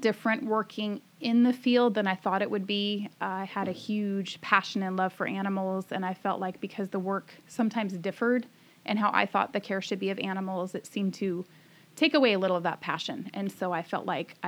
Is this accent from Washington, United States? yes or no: yes; Marysville, Washington, United States; also born or lived in California / Camano Island, Washington; I was born in California, and we moved up here when I was around 2 or 3 years old, and I've been in the Lakewood, Marysville area. Went to elementary and high school, Lakewood High School